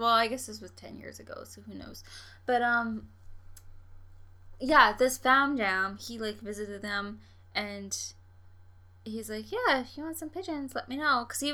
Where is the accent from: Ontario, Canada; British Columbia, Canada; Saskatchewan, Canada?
Saskatchewan, Canada; I'm from Saskatchewan